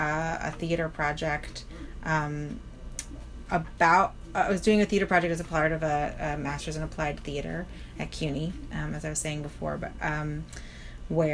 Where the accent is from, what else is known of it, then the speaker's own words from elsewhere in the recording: New York City, New York, United States; I'm super New York. Yes, I'm very New York.